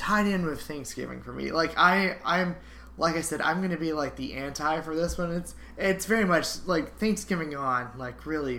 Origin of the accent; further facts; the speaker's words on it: United States; am I supposed to answer as a gay or as an American?